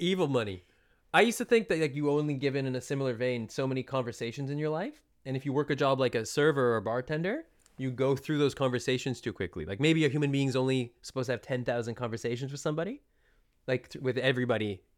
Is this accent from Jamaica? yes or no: no; British Columbia, Canada; I'm from British Columbia